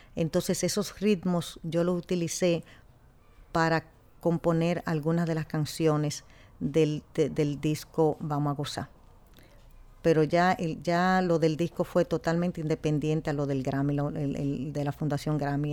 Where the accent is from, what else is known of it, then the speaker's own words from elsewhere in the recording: Dominican Republic; now in New York, United States; nosotros poder ser dominicanos 100%